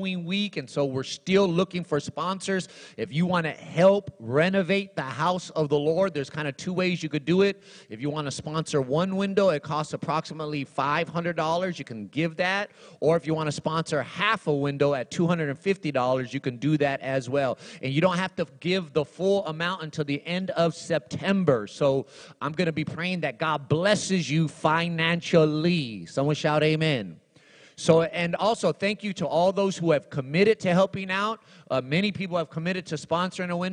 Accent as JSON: {"language": "English", "town": "Los Angeles", "region": "California", "country": "United States", "tie": "born or raised there", "also_born_or_lived": "Texas", "said": "I was born in Los Angeles, turned 16 in Texas"}